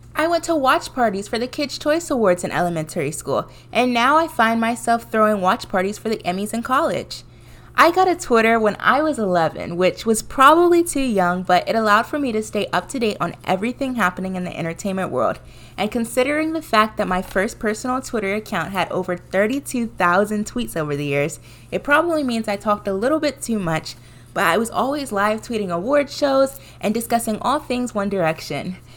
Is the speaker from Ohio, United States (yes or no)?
no; Washington, District of Columbia, United States; moved away as an adult; now in New York, United States; I am originally from the Washington, D C area